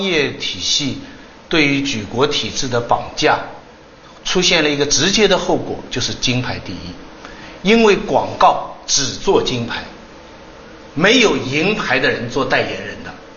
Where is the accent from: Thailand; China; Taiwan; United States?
China; 我们中国人的习惯